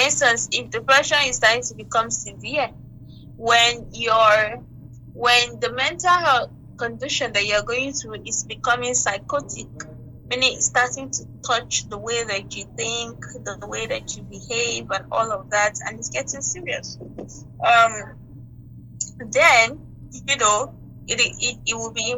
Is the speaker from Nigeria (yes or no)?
yes; Nigeria; Being a Nigerian